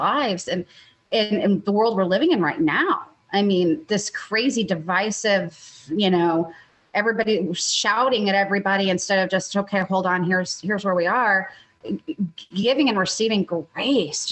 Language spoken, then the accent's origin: English; Texas, United States; as a Texan